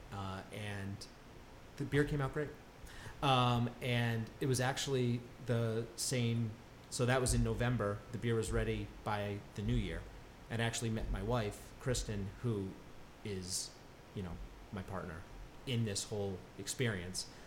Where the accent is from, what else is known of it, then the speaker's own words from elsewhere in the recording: Connecticut, United States; moved away as an adult; I grew up in Connecticut.